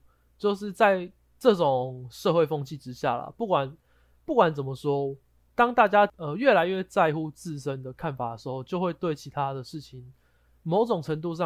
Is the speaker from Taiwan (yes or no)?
yes; Taiwan; 大家身为台湾人，应该多少都会知道他是谁嘛。